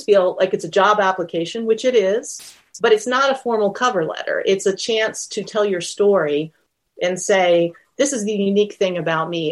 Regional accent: United States

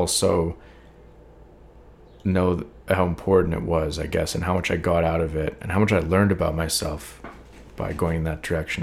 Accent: Calgary, Alberta, Canada; moved away as an adult; now in Toronto, Canada; I moved up to this city that was way bigger than Calgary, where I grew up

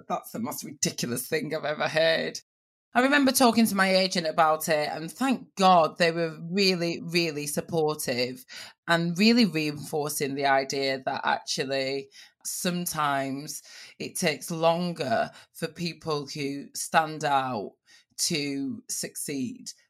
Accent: Blackburn, North West England, United Kingdom; moved away; Growing up in Blackburn

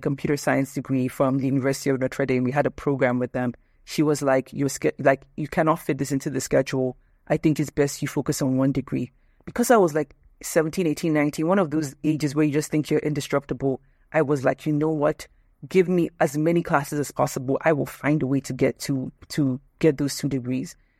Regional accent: Nigeria; moved away as an adult; also born or lived in United States; I'm Nigerian

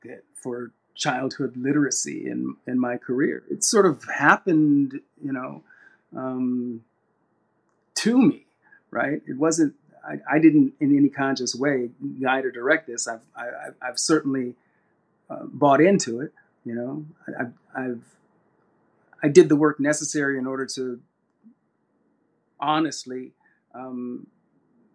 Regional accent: Sacramento, California, United States; I was raised in Sacramento, California, our hometown

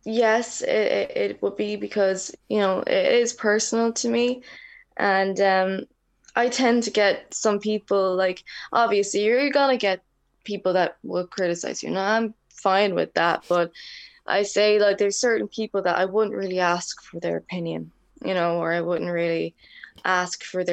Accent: Waterford, Munster, Ireland; also born or lived in Dublin; I basically grew up in Waterford City, so it's in the south. I was born in Dublin, but I was raised here in Waterford most of my life

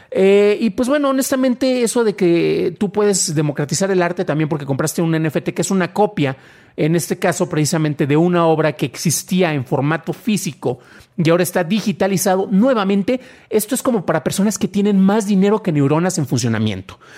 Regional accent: San Juan de los Lagos, Jalisco, Mexico; es del lugar del que yo soy nativo.

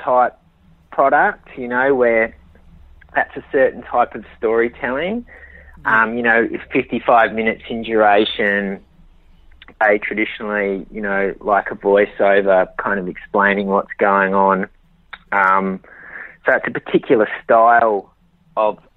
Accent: Australia; I'm Australian, you know, so, you know, it's where I'm from

